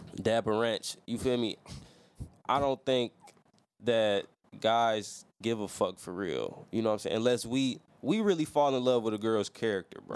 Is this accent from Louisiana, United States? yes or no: yes; Louisiana, United States; I'm from Louisiana. That's where I was born.